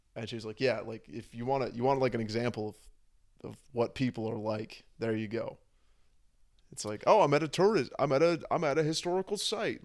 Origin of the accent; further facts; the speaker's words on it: San Francisco, California, United States; moved away; also born or lived in Berlin; I grew up, I grew up in San Francisco